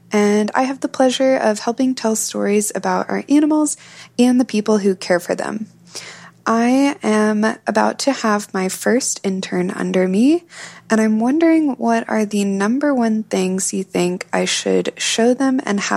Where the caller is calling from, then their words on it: Dallas, Texas, United States; I'm calling from Dallas, Texas.